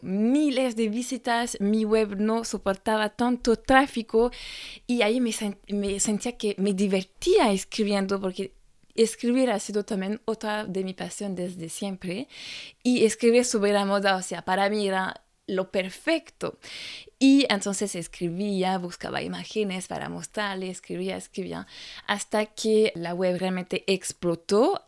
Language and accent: Spanish; France; Spanish is a second language; moved away as an adult; now in Chile; francesa y coach de imagen